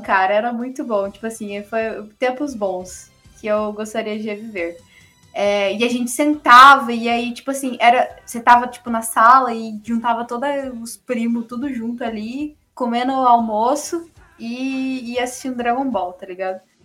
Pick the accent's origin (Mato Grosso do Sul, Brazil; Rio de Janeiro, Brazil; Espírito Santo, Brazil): Mato Grosso do Sul, Brazil; Camapuã; eu morava, eu sou de Camapuã, pra quem não sabe, que é do interior de, de Mato Grosso do Sul